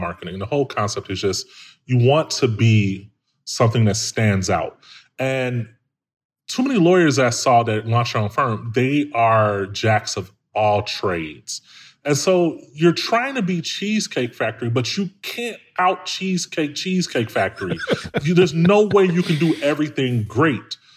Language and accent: English; Chicago, Illinois, United States; I'm from, I'm from Chicago, man, like, from the hood